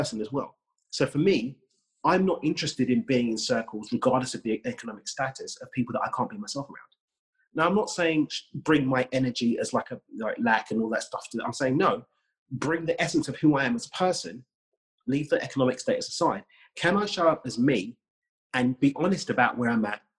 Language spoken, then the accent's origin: English; United Kingdom; I'm from the UK, as you may know from my accent.